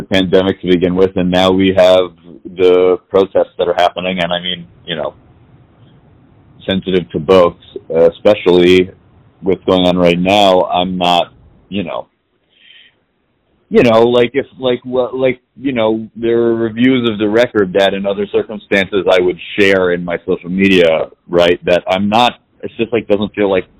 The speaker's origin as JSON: {"language": "English", "town": "New York City", "region": "New York", "country": "United States", "tie": "born or raised there", "said": "I was born and raised in New York City"}